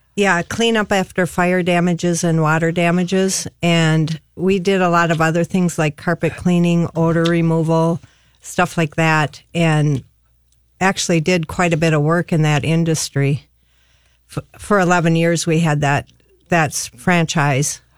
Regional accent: Bloomington, Minnesota, United States; now in Harris, United States; I grew up in Bloomington, and I have a brother and two other sisters

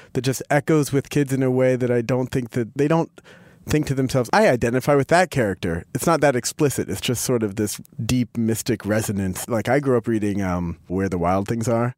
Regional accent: Philadelphia, Pennsylvania, United States; I grew up in Philadelphia

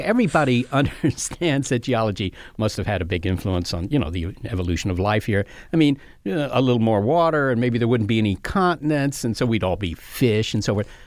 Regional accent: Virginia, United States; I'm from Virginia, and there's a wall of mountains that separate where I am from

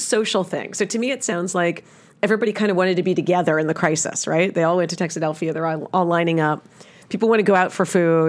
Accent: New York, United States; now in Dallas, United States; growing up in New York, we had a lot of crises, right?

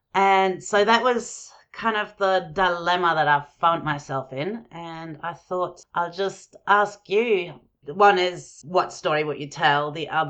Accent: Germany; also born or lived in Jordan; growing up in Germany and Jordan.

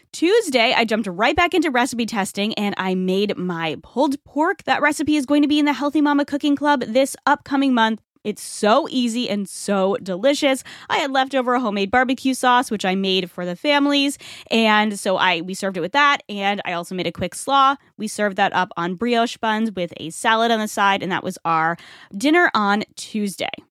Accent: Rhode Island, United States; now in Tampa Bay area, United States; Rhode Island, my home state

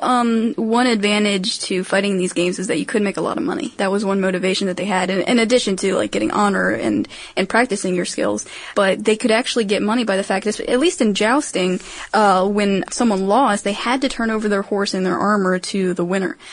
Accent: Maryland, United States; I'm from Maryland, in case you didn't know, and jousting is actually our official sport

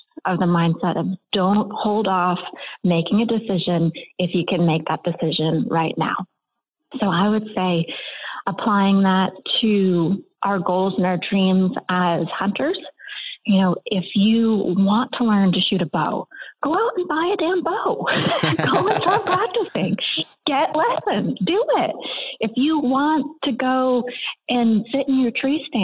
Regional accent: Maine, United States; I grew up in Maine

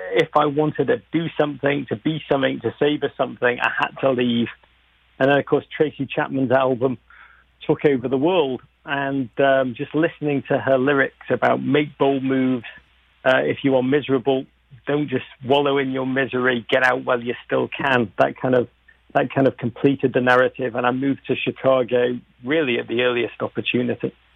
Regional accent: Liverpool, North West England, United Kingdom; accent: Liverpool; moved away as an adult; now in United States; I grew up in Liverpool

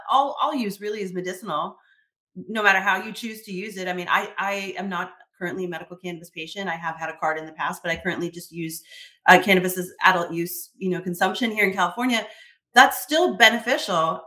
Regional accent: Canada; I'm Canadian. I love Canada.

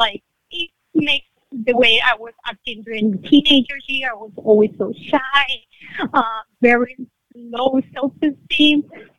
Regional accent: Venezuela; I'm from Venezuela

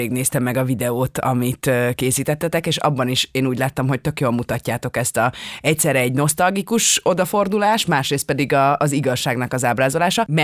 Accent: Budapest, Hungary; én ö, ott születtem a 8.

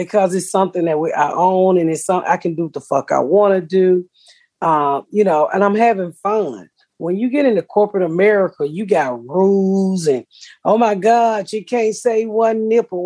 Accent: Atlanta, Georgia, United States; I'm from Atlanta

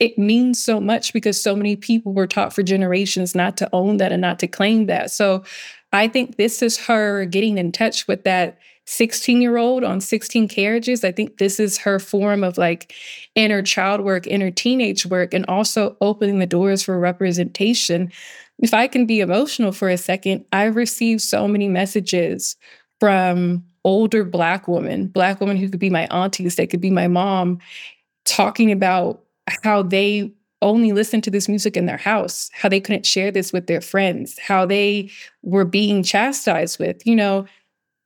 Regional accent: the South, United States; moved away as an adult; I'm someone who was born and raised in the South

